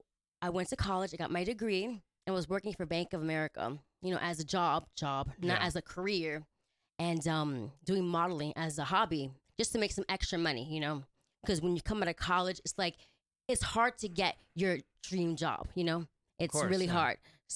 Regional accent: New York, United States; New York, Brooklyn, New York.

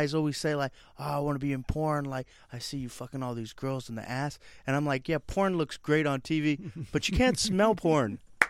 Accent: Las Vegas, Nevada, United States; born or raised there; moved away as an adult; also born or lived in Brooklyn, New York; now in Los Angeles, United States

